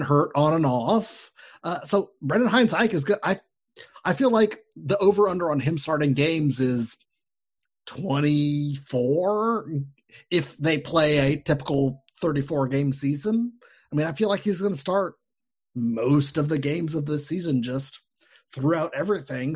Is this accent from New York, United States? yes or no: no; Cincinnati, Ohio, United States; I'm from Cincinnati